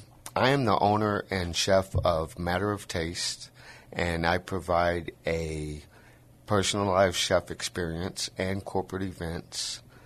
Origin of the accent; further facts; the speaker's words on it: Michigan, United States; also born or lived in Indiana; now in San Antonio, United States; I'm from Michigan. I was born and raised. I grew up in a small town between Chicago and Detroit.